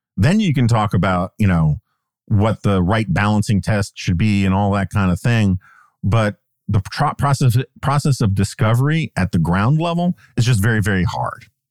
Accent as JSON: {"language": "English", "region": "New York", "country": "United States", "tie": "born or raised there", "moved": "yes", "said": "I grew up in New York"}